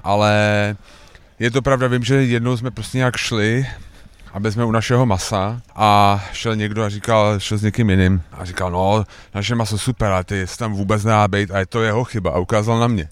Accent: Prague, Czechia; my jsme Pražáci

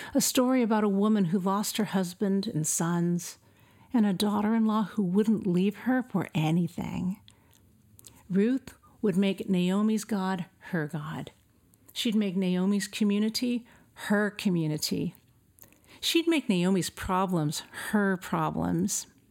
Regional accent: El Centro, California, United States; moved away as an adult; I was born and raised in El Centro, California

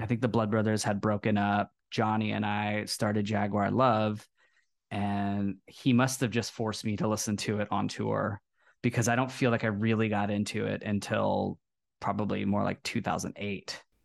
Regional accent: Texas, United States; I come from Texas and I, I grew up playing football

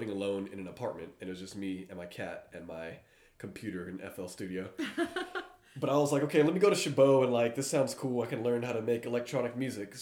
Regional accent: San Lorenzo, California, United States; also born or lived in Oakland / San Leandro; I was born in Oakland, lived in San Leandro, and I've grown up in San Lorenzo most of my life, mm-hmm. where I currently live now.

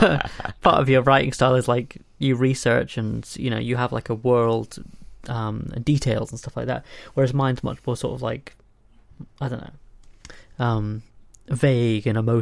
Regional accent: United Kingdom; So I'm a British young person. Everyone knows Doctor Who.

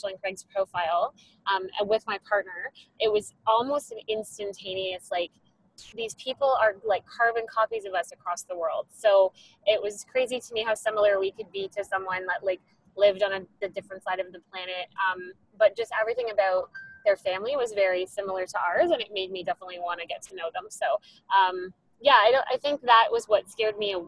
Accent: Canada; I'm a surrogate from Canada.

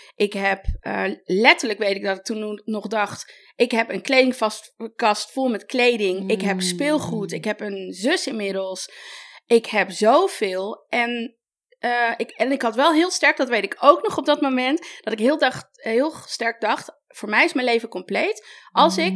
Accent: Amsterdam, North Holland, Netherlands; Ik kom zelf uit Amsterdam en ik werk veel daar eh, met vintage winkels

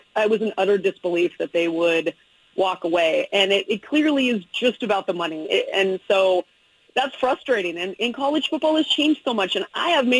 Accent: Eugene, Oregon, United States; now in Seattle, United States; I'm a Eugene kid. I don't know if you know that. I went to North Eugene High School. My brother played football at Oregon. My sister went to Oregon State. I'm a Northwest kid. I grew up on Pac-12 everything.

